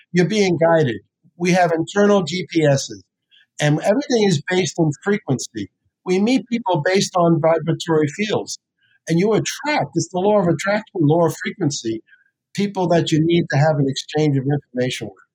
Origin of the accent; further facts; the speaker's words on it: New Jersey, United States; And I say, no, I'm from New Jersey.